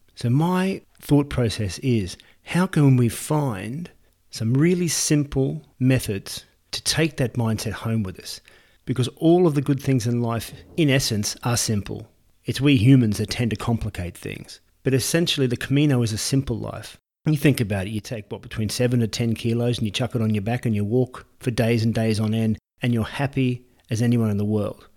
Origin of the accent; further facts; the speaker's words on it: Australia; now in Santiago de Compostela, Spain; I'm an Australian who has relocated to Santiago de Compostela here in northwestern Spain